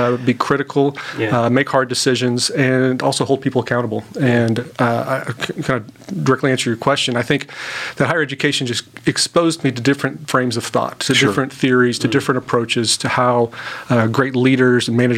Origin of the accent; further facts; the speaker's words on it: Tulsa, Oklahoma, United States; born and raised in Tulsa